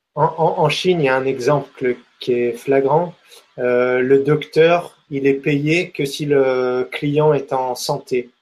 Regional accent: France; on est français

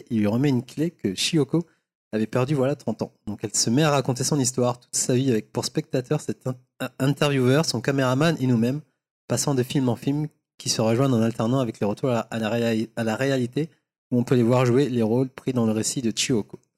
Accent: Paris, Île-de-France, France; en tant que parisien

